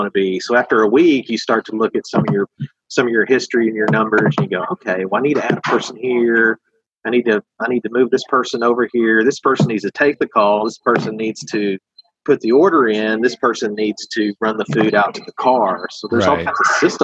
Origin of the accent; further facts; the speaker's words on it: Eureka Springs, Arkansas, United States; I'm from Eureka Springs